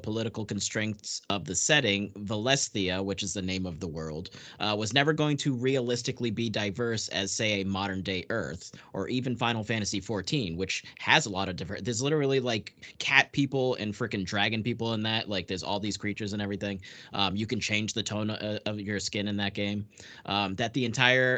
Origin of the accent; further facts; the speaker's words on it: Portugal; moved away; I'm literally an immigrant. I was born in Portugal